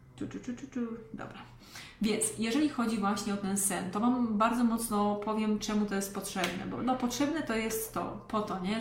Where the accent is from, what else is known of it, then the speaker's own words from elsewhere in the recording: Lesser Poland, Poland; pochodzę z małej miejscowości w Małopolsce